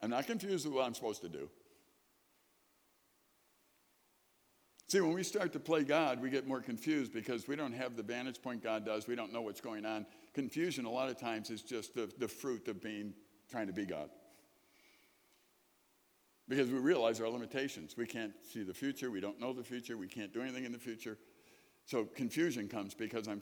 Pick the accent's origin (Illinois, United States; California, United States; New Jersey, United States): Illinois, United States; Chicago; I grew up in Chicago, sirens all the time